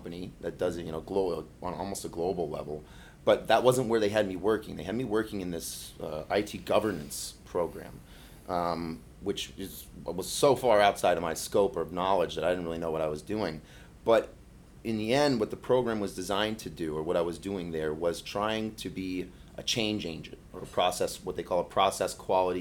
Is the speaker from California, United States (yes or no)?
no; Florida, United States; also born or lived in Miami, Florida / Michigan; I was born and raised in Florida, actually born in South Miami, but sort of got back to the Keys fast enough that I was officially a conk